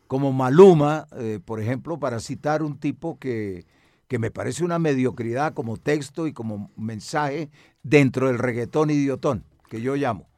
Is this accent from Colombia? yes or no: yes; Medellín, Antioquia, Colombia; now in Bogotá, Colombia; Soy de Medellín